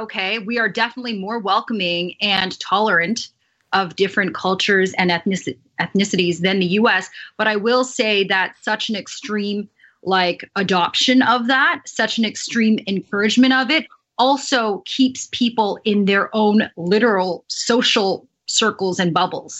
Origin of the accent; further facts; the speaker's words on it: Canada; also born or lived in China; I know I'm in Canada, we speak English